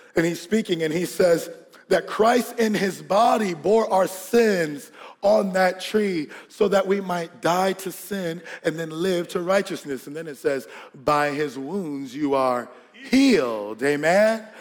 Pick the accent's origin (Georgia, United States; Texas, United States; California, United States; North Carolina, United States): Georgia, United States; we grew up in Georgia, and we had this house in Georgia.